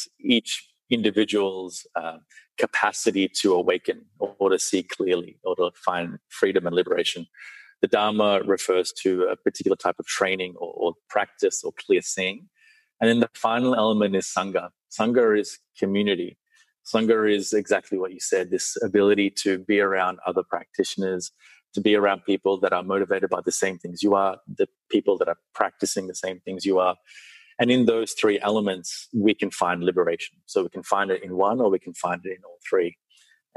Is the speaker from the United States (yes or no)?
no; Sri Lanka; I was born in Sri Lanka. So being born in Sri Lanka, I was born right near a temple.